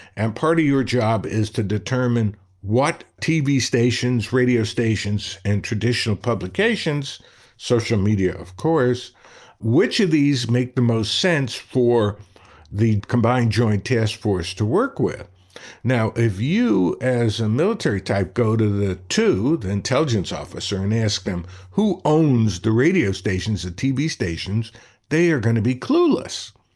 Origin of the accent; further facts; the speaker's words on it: Brooklyn, New York, United States; growing up in Brooklyn